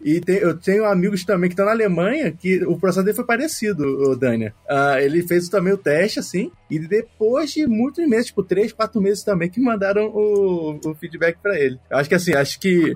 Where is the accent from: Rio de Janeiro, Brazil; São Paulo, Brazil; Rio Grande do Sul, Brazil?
Rio de Janeiro, Brazil; moved away as an adult; now in Belo Horizonte, Brazil; eu sou do Rio de Janeiro e tô morando aqui em Belo Horizonte